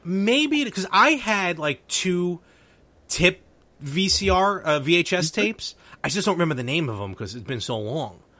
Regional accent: New York City, New York, United States; me and Anthony, we grew up in Brooklyn

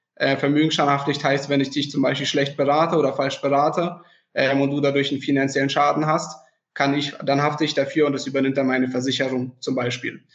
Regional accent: Freiburg, Baden-Württemberg, Germany; ich komme aus dem Süden, aus dem sonnigen Freiburg

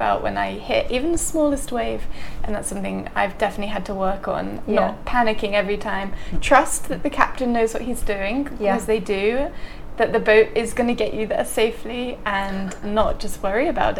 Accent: Oxfordshire, South East England, United Kingdom; moved away as an adult; also born or lived in Worcester; now in Maldives; in my countryside life that I've grown up in Oxfordshire

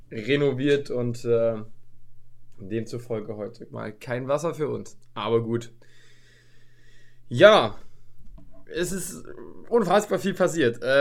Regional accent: Paderborn, North Rhine-Westphalia, Germany; weil wir kommen ja aus Paderborn

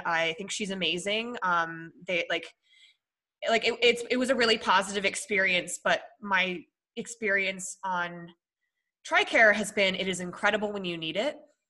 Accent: Minnesota, United States; born there; also born or lived in Colorado; So I was born in Minnesota and then I traded Minnesota for Colorado

